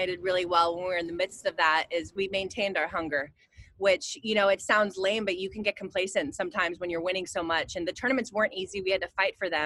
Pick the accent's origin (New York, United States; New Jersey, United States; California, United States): California, United States; near Santa Cruz; I grew up near Santa Cruz, California